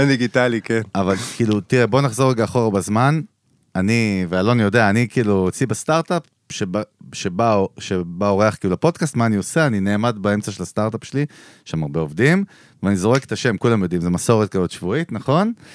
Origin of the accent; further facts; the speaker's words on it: Israel; אני נולדתי בישראל